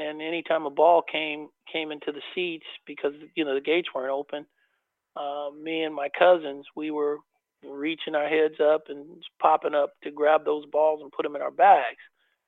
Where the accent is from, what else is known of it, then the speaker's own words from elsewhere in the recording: Oakland, California, United States; I never thought that I would have an opportunity to play in my hometown.